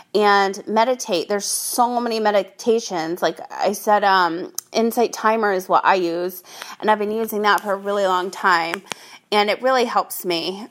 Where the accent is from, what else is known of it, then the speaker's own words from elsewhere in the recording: Rhode Island, United States; now in San Diego, United States; I grew up in Rhode Island